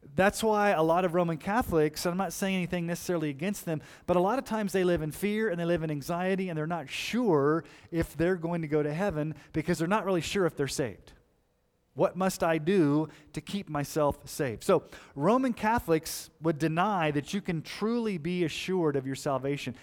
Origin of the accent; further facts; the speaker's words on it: Colorado Springs, Colorado, United States; I grew up in Colorado Springs.